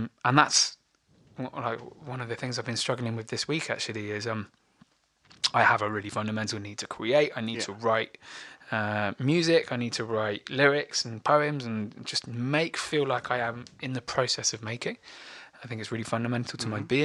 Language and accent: English; Bristol, South West England, United Kingdom; the mates I grew up with in Bristol